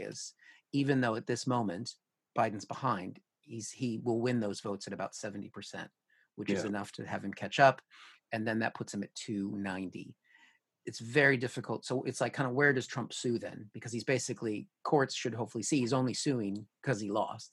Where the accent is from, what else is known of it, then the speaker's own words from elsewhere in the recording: Washington, United States; moved away as an adult; now in United Kingdom; my home state, Washington, is 100% postal voting